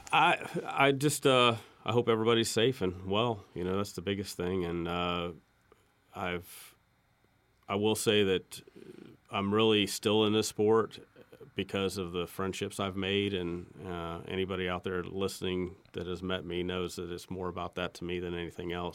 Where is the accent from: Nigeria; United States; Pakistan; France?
United States; Terre Haute, Indiana; now in North Carolina, United States; my hometown in Terre Haute